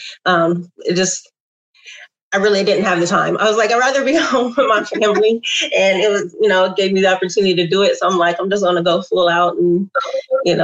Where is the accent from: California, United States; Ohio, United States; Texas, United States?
Ohio, United States; Columbus; born and raised in Columbus, went to OSU